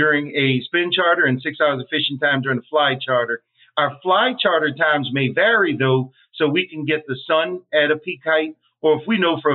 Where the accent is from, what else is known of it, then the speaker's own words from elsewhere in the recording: Louisiana, United States; I grew up fishing in Louisiana